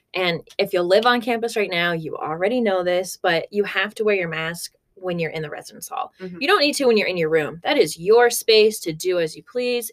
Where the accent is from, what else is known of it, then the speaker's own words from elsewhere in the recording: Corvallis, Oregon, United States; now in Arkansas, United States; I'm originally from Corvallis, Oregon, so a little far away